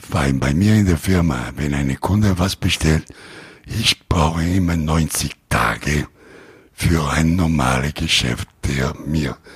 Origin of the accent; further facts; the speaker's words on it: Rome, Lazio, Italy; German is a second language; Aber ich komme aus Rom und dann meine Lieferanten werden die verarbeiten.